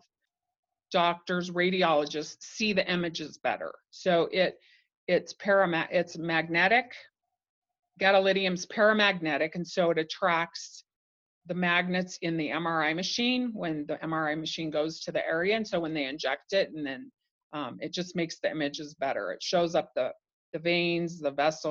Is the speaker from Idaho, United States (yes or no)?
yes; Idaho, United States; I grew up in Idaho